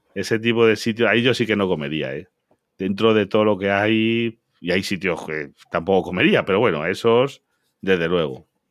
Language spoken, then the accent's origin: Spanish; Galicia, Spain; yo soy de Galicia